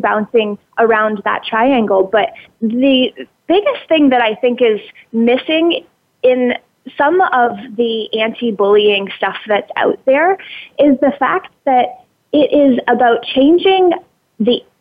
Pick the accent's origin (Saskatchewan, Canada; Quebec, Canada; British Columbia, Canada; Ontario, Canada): Ontario, Canada; I grew up in Ontario on a tobacco farm and living next door to my grandparents